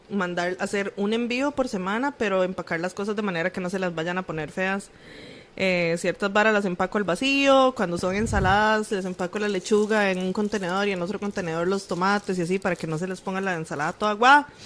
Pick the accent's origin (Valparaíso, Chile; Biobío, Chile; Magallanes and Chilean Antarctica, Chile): Magallanes and Chilean Antarctica, Chile; Punta Arenas; Pero bueno, yo soy de Punta Arenas y las cosas ahí se resuelven con bala.